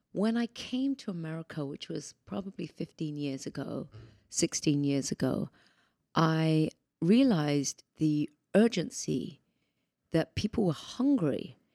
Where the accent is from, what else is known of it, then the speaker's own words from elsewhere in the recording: United Kingdom; moved away as an adult; now in United States; I'm British originally